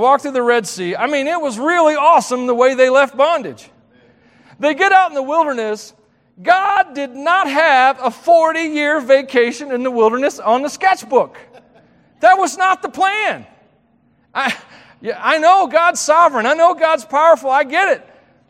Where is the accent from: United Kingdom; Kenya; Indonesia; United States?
United States; Tennessee; It's a Tennessee thing. Steals, kills, and destroys, y'all. Sorry. Sorry. If you knew what my true accent was, you would not be able to understand me.